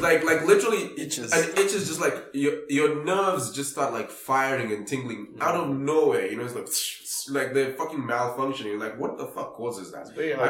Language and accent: English; Nairobi, Kenya; I grew up in Kibera.